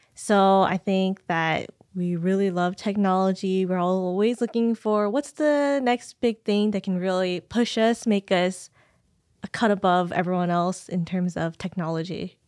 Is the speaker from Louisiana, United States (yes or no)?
no; San Jose, California, United States; I was born and raised in San Jose